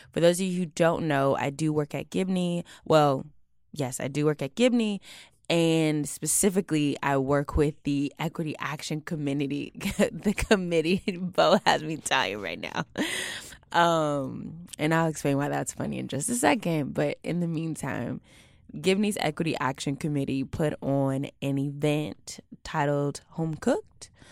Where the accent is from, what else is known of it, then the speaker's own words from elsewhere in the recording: Houston, Texas, United States; moved away; I'm from Houston